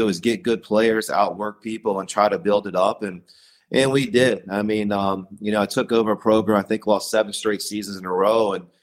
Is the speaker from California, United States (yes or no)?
no; Virginia, United States; I'm from Virginia. My parents still live in Salem, Virginia.